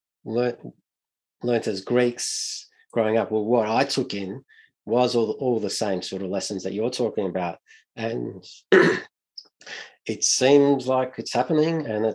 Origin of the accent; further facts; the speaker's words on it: Melbourne, Victoria, Australia; growing up in Melbourne